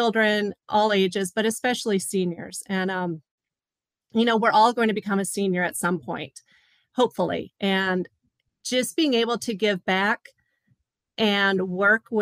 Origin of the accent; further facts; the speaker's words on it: Upper Michigan, United States; originally born and raised in Upper Michigan